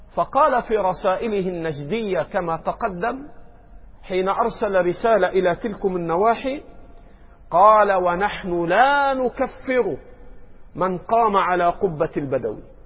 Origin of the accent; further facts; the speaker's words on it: Egypt; عندنا في مصر